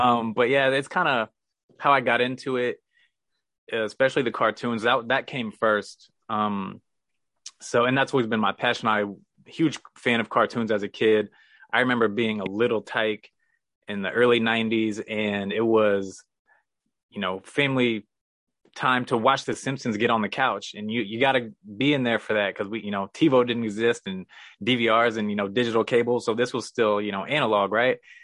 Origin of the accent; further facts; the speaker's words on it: Missouri, United States; moved away as an adult; also born or lived in San Diego; I'm from Missouri